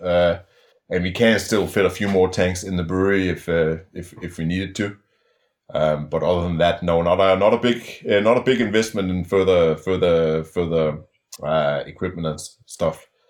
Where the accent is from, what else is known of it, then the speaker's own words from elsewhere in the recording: Denmark; moved away as an adult; also born or lived in Melbourne, Australia / Perth, Australia; I'm from Denmark originally.